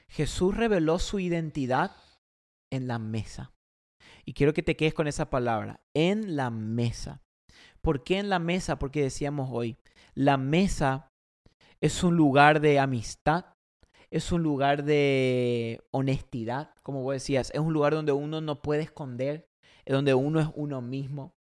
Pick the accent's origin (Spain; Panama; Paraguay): Paraguay; now in United States; cuando yo vine de Paraguay, Allá en Paraguay, por ejemplo, Argentina, todos esos países, la, gente, la familia al mediodía se sienta en la mesa con la familia.